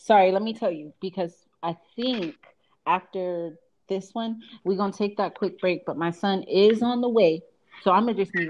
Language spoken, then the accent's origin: English; Fresno, California, United States; born there; it was brought to my attention by a social worker that I was born in Fresno.